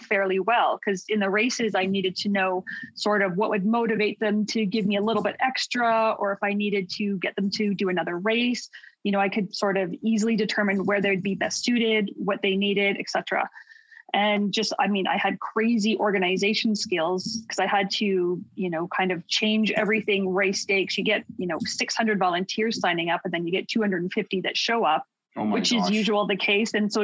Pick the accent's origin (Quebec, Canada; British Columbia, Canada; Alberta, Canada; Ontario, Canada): Alberta, Canada; Calgary; I'm from Calgary, Alberta, born and raised.